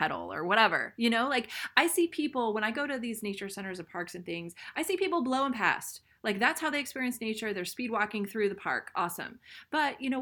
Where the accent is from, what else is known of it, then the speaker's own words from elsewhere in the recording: Ohio, United States; I'm from, you know, Midwest Ohio, so there's a lot of cornfields here